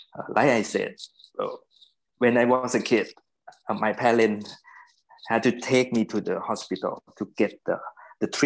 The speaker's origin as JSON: {"language": "English", "region": "Bangkok", "country": "Thailand", "tie": "born or raised there", "also_born_or_lived": "United States", "said": "I kind of lucky that I was born in Bangkok."}